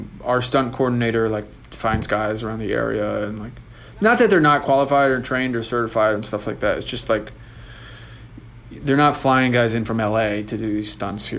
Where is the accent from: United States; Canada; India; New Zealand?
Canada; I think it's like if I go somewhere as a Canadian, I'm supposed to come back as a Canadian.